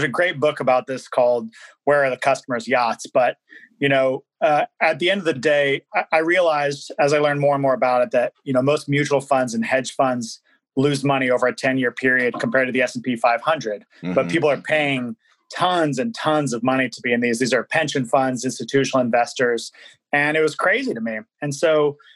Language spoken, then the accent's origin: English; Kirkland, Washington, United States; also born or lived in Boston; I grew up over in Wanita. It's like just north of Kirkland, outside of Seattle